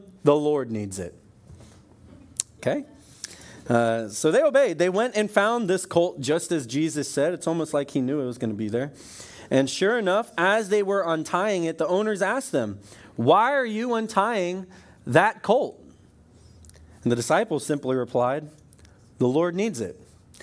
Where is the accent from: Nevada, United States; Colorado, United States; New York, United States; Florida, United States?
Florida, United States; I'm from Florida